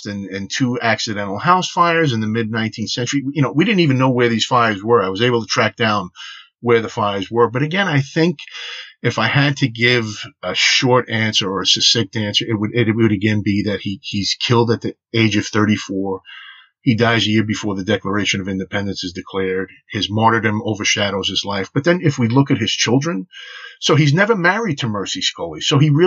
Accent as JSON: {"language": "English", "town": "New York City", "region": "New York", "country": "United States", "tie": "born or raised there", "also_born_or_lived": "Connecticut", "moved": "yes", "lives_now": "Virginia, United States", "said": "I was born and raised in New York City."}